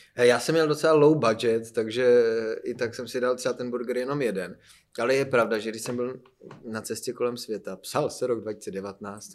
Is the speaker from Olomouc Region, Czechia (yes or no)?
no; Frýdek-Místek, Moravian-Silesian Region, Czechia; now in Prague, Czechia; když jsem z Frýdku místku poprvé se dostal do Prahy sem